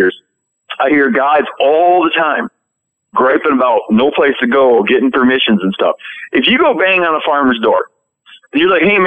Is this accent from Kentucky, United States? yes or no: no; Michigan, United States; when I was a kid, I grew up in Michigan